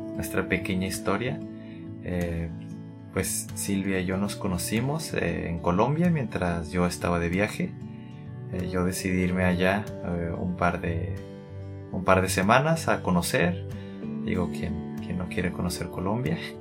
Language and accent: Spanish; Tijuana, Baja California, Mexico; soy de Tijuana, México, tengo 28 años.